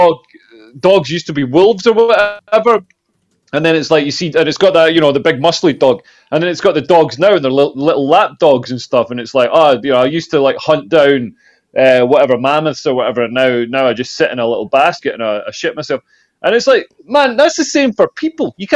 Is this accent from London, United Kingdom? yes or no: no; Scotland, United Kingdom; The village where I grew up in Scotland